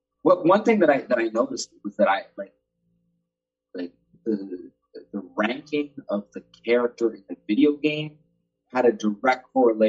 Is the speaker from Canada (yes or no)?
yes; Canada; I'm not going to bring American money back to Canada.